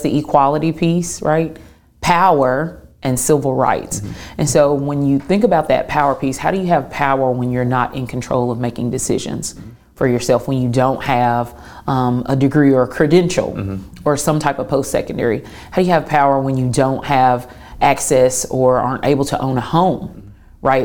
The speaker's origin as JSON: {"language": "English", "town": "Clarksville", "region": "Tennessee", "country": "United States", "tie": "born or raised there", "moved": "as an adult", "lives_now": "Chattanooga, United States", "said": "Tennessean through and through, uh, born and raised in Clarksville, Tennessee"}